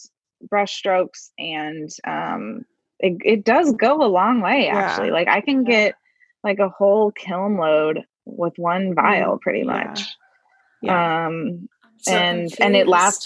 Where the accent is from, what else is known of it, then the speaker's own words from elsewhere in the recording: Kansas City, Kansas, United States; moved away as an adult; also born or lived in Omaha, Nebraska; now in Kansas City, Missouri, United States; because I grew up in Kansas and I lived in Kansas City, but I was on the Kansas side